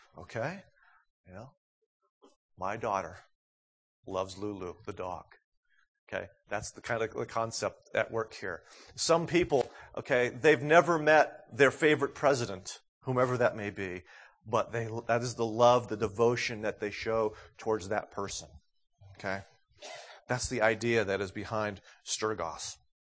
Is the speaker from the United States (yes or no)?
yes; New England, United States; moved away; growing up in New England